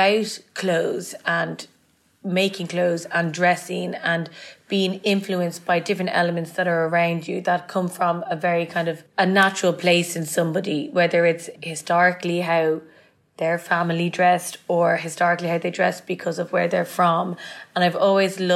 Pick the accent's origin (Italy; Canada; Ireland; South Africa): Ireland; Dublin, Leinster; now in London, United Kingdom; And growing up in Ireland has a huge influence on me.